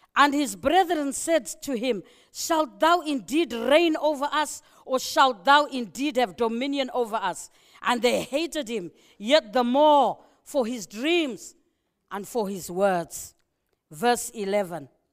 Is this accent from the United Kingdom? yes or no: no; Zimbabwe; moved away; I love my country, you know. I'm from Zimbabwe